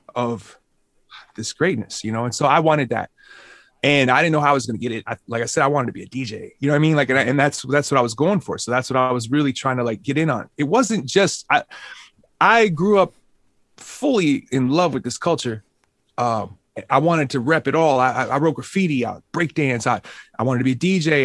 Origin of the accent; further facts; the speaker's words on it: Minneapolis, Minnesota, United States; I grew up on the South Side, and as a younger kid, I didn't, I, I, I wasn't, I didn't have the opportunities to travel to Saint Paul or the north side